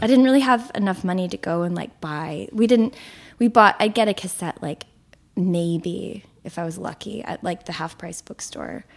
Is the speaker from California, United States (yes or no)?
no; Houston, Texas, United States; moved away as an adult; now in Brooklyn, United States; I grew up in Houston, which is not like what you imagine Texas is like